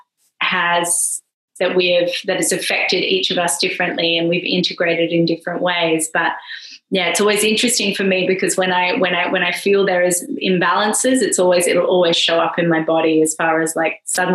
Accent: Perth, Western Australia, Australia; moved away as an adult; now in Ibiza, Spain; I'm Australian, as you've probably heard. I'm from way over the West Coast from Perth

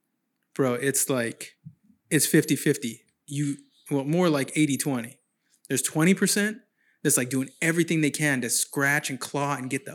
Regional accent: San Jose, California, United States; moved away as an adult; now in Sacramento, United States; I'm from San Jose originally

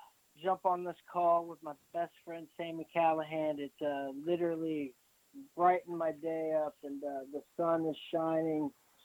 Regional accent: Dayton, Ohio, United States; like the mom and pop deals around here in Dayton.

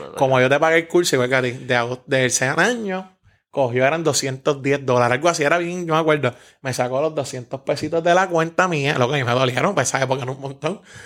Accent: San Juan, Puerto Rico; me crié en Santurce, Barrio Obrero, Villa Palmera toda mi vida

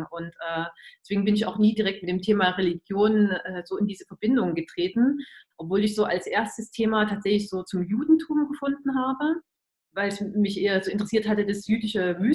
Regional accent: Germany; dass ich ja als Kind in der DDR, in die, zu DDR-Zeiten äh, aufgewachsen und groß geworden bin

